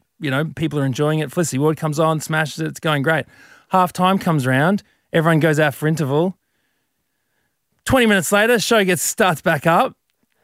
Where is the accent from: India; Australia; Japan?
Australia; Brisbane, Queensland; I'm from Brizzy, Brizzy boy